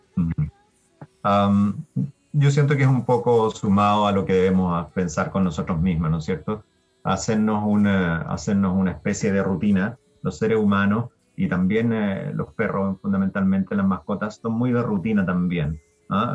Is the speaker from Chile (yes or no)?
yes; Chile